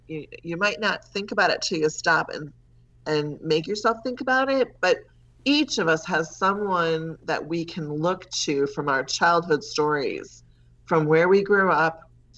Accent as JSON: {"language": "English", "town": "Wausau", "region": "Wisconsin", "country": "United States", "tie": "born or raised there", "said": "So I grew up in Wausau, lots of paper mills and at the time."}